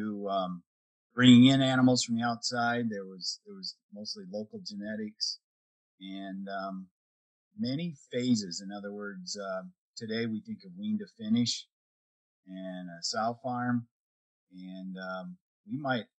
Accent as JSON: {"language": "English", "region": "Northwest Iowa", "country": "United States", "tie": "born or raised there", "also_born_or_lived": "South Dakota", "said": "I was raised in Northwest Iowa"}